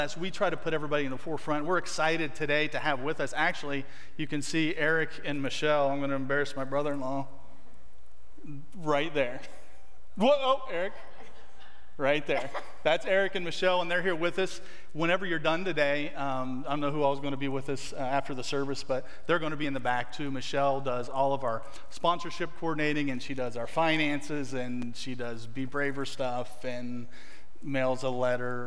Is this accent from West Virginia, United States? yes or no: yes; West Virginia, United States; moved away as an adult; now in Guatemala; I'm from West Virginia